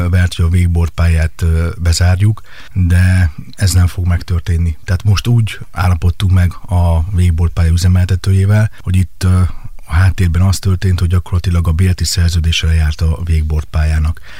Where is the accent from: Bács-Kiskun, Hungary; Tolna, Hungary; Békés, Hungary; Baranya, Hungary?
Bács-Kiskun, Hungary; Kecskemét; moved away as an adult; also born or lived in Budapest; Kecskeméten születtem, itt éltem 28 éves koromig